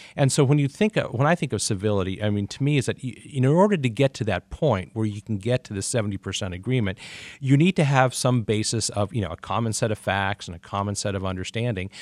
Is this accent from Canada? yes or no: no; Pacific Northwest, United States; also born or lived in Mid-Atlantic; now in Detroit, United States; I grew up in the Pacific Northwest and the Mid-Atlantic